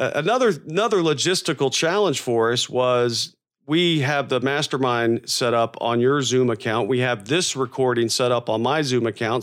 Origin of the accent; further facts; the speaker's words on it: Florida, United States; moved away; I grew up in Florida